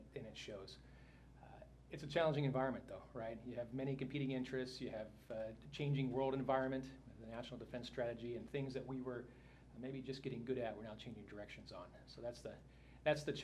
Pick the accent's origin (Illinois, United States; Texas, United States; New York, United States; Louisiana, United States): Illinois, United States; moved away as an adult; now in Dayton, United States; I'm from the Midwest originally, so I grew up in Illinois